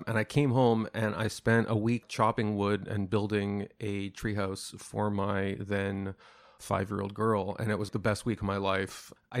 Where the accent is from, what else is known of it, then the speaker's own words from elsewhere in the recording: Montreal, Quebec, Canada; in Montreal, my hometown